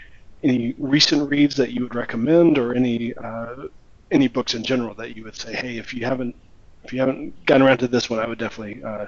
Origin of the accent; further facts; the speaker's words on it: Alabama, United States; growing up in Alabama